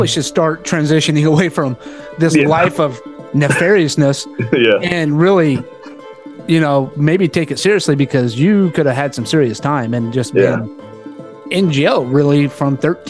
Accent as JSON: {"language": "English", "region": "Oklahoma", "country": "United States", "moved": "yes", "lives_now": "San Diego, United States", "said": "I'm from Oklahoma."}